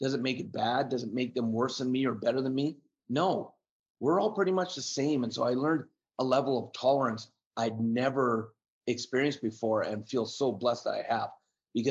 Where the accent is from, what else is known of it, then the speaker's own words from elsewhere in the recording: Canada; being Canadian